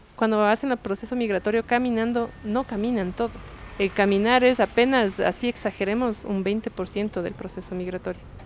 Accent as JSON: {"language": "Spanish", "town": "Quito", "region": "Pichincha", "country": "Ecuador", "said": "soy de aquí de Quito"}